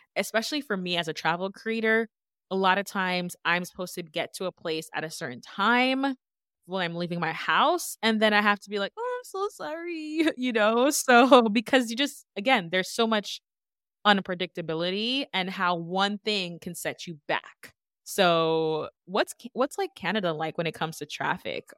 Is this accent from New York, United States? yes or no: yes; New York, United States; now in Connecticut, United States; originally from New York